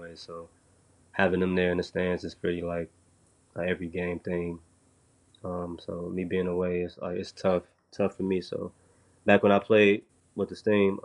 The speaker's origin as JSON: {"language": "English", "town": "Chicago", "region": "Illinois", "country": "United States", "moved": "as an adult", "said": "I come from Chicago"}